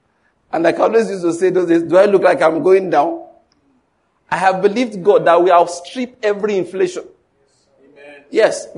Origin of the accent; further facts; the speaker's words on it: Ondo, Nigeria; I'm from Ondo State.